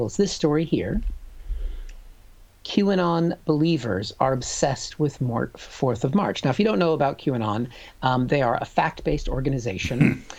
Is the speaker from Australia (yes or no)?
no; United States; moved away as an adult; now in London, United Kingdom; I'm an American